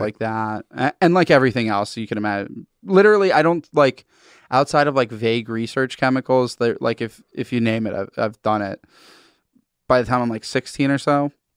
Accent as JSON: {"language": "English", "region": "Massachusetts", "country": "United States", "said": "I'm from Massachusetts, New England"}